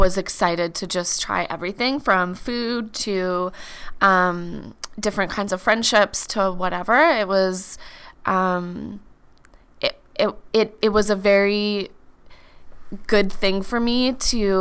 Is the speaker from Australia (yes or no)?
no; a small town in Manitoba, Canada; moved away as an adult; also born or lived in Vancouver, British Columbia; now in Calgary, Canada; I was born in Calgary, and then I lived in a small town in Manitoba with my mom and my brother until I left kind of after high school